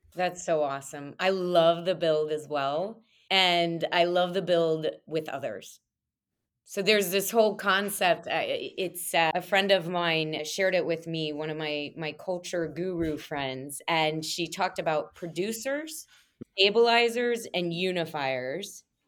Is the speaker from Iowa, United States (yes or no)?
no; Monmouth, Illinois, United States; now in Chicago, United States; Grew up in a small town on the west side of Illinois called Monmouth.